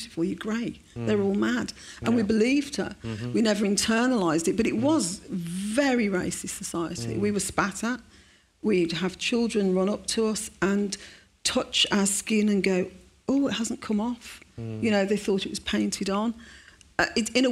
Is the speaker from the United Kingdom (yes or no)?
yes; Birmingham, West Midlands, United Kingdom; the day after the pub bombings, I went to school, and my bus was diverted around the city centre